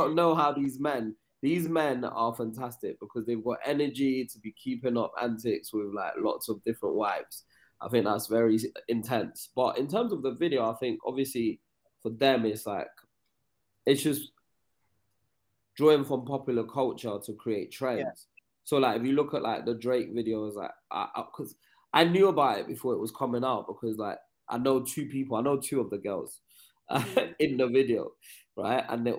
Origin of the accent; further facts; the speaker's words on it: United Kingdom; the problem we have as Black British people, there's always a dance music movement